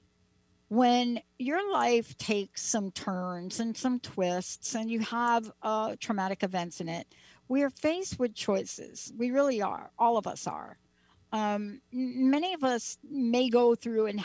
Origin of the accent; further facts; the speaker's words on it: New York City, New York, United States; I grew up in the Bronx and in Joseph Maggio's garage